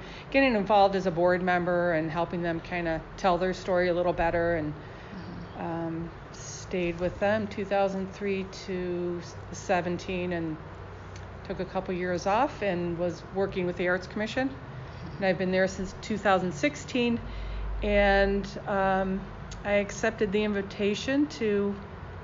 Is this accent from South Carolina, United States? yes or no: no; Detroit, Michigan, United States; I was born and raised in Detroit